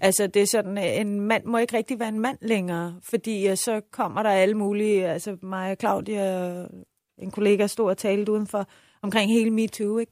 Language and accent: Danish; Iran; now in Denmark; jeg sagde, at jeg var iraner, men boede i Danmark